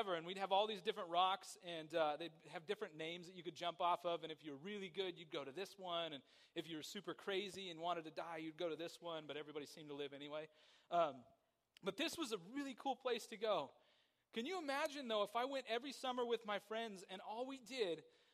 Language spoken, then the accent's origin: English; Somerset, California, United States; I grew up in Somerset.